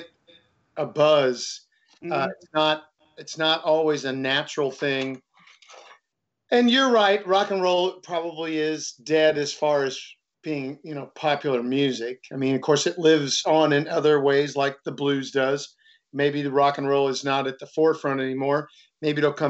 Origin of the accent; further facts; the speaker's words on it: St. Louis, Missouri, United States; I grew up in South St. Louis, and my dad worked at Anheuser-Busch for 39 years as a bottler.